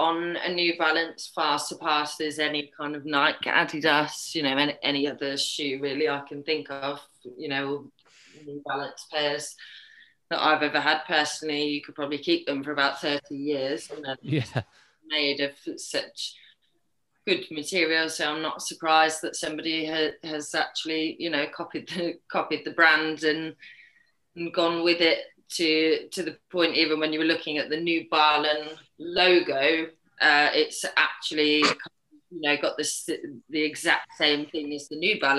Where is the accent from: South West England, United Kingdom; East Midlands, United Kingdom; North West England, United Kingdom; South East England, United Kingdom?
East Midlands, United Kingdom; Northampton; I'm from Northampton